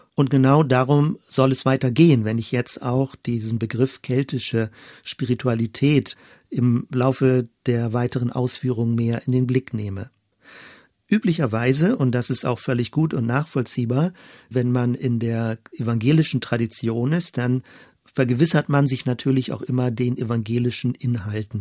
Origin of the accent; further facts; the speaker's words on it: western Germany, Germany; als Kind war ich in einer der letzten verbliebenen Elem-Gemeinden in Westdeutschland